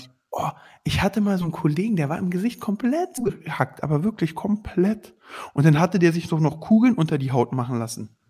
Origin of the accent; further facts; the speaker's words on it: Berlin, Germany; Ich komme aus Berlin